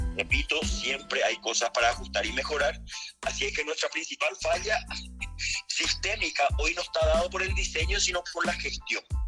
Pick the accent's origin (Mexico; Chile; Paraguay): Paraguay; como paraguayos